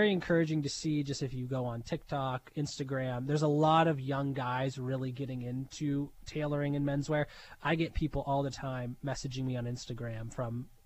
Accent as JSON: {"language": "English", "town": "Pittsburgh", "region": "Pennsylvania", "country": "United States", "tie": "born or raised there", "lives_now": "Erie, United States", "said": "from Pittsburgh, Pennsylvania."}